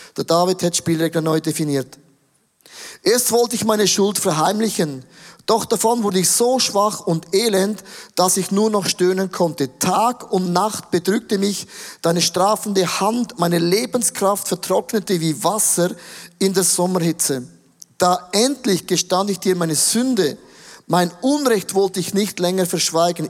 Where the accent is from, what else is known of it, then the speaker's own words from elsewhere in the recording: Switzerland; Ich bin aufgewachsen im Rital